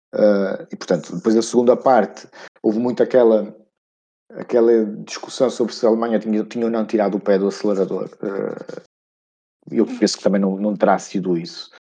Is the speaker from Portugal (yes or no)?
yes; Portugal; como bom português